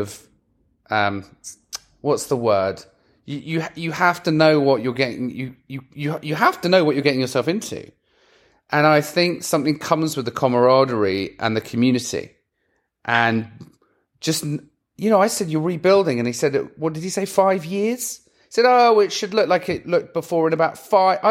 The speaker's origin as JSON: {"language": "English", "region": "England", "country": "United Kingdom", "said": "I'm English"}